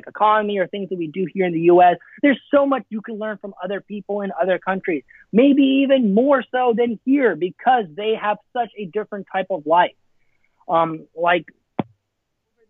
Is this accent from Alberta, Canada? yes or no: yes; Alberta, Canada; first language Afrikaans; English is a second language; now in United States; I grew up in Canada. So Banff was my backyard